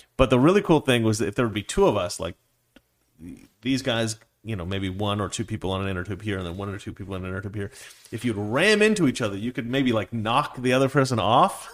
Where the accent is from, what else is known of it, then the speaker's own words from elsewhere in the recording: Dallas, Oregon, United States; I was born in Dallas, Oregon